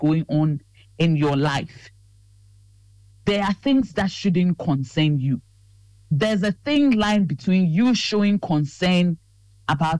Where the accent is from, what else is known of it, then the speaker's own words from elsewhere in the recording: Ghana; we are trained as very Ghanaian